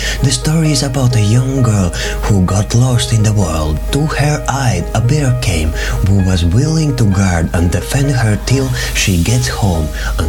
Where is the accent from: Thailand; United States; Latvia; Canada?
Latvia; from Latvia